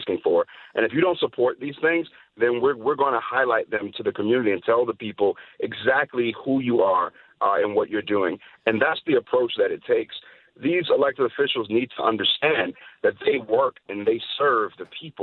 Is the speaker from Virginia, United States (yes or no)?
no; Chicago, Illinois, United States; moved away; I'm born and raised in Chicago, specifically on the South Side